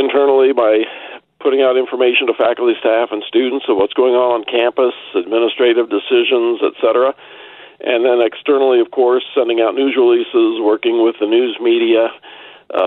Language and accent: English; Hillsboro, Kansas, United States; also born or lived in Omaha, Nebraska / Newton, Kansas / Wichita, Kansas; I grew up in Hillsboro, Kansas, at least since I was 5 years old. I was born in Omaha